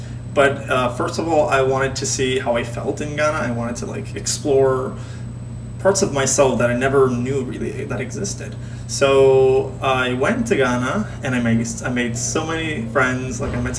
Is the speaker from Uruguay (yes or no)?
no; Puerto Rico; born or raised there; English is a second language